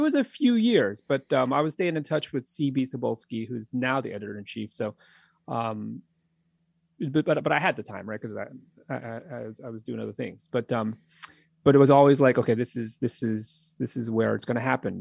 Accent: New England, United States; now in Philadelphia area, United States; I'm from New England

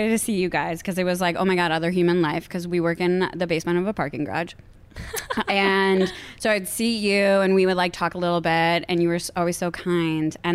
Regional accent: Cleveland, Ohio, United States; moved away as an adult; also born or lived in Boston; now in Los Angeles, United States; I grew up in the Midwest. Yes in Cleveland, Ohio.

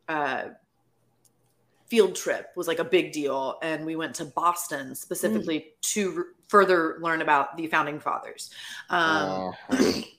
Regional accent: Florida, United States; I am also from Florida.

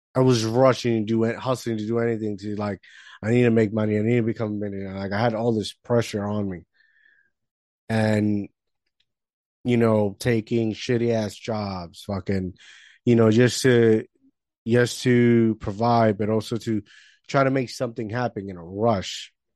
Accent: Puerto Rico; moved away; I grew up in the Caribbean, Puerto Rico

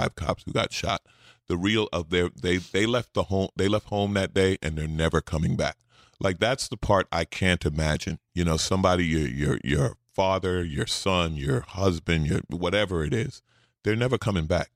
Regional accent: New York, United States; moved away; I'm a city guy. I grew up in New York. I moved here

